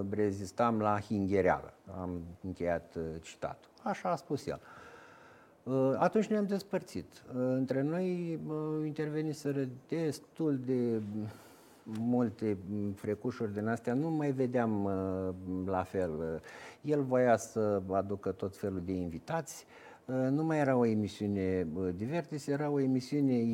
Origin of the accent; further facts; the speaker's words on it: Romania; dar ca român, ca făcând parte din nația